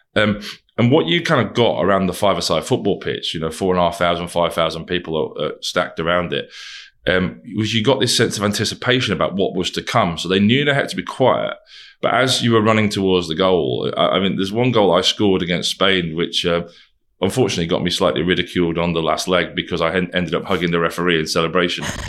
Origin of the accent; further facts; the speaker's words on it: Wigan, North West England, United Kingdom; some lad from Wigan.